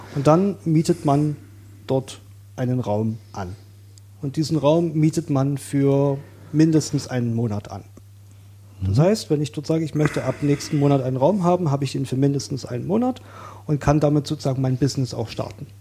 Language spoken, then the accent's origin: German; Saxony, Germany; moved away as an adult; now in Berlin, Germany; ich bin in Sachsen aufgewachsen